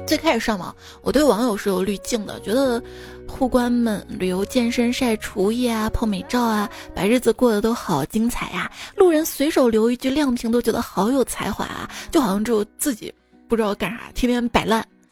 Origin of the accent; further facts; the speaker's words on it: Shaanxi, China; 就我今天看新闻嘛，说我们陕西这边部分地区都下雪了。